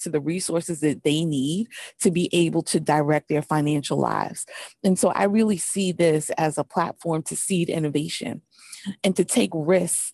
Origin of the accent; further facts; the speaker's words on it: New York City, New York, United States; I grew up in New York City, so grew up right by Wall Street.